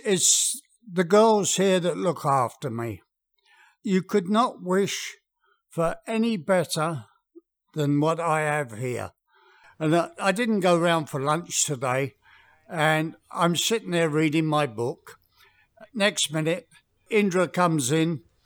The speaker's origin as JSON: {"language": "English", "region": "England", "country": "United Kingdom", "moved": "yes", "said": "being English, we had a very, very English garden."}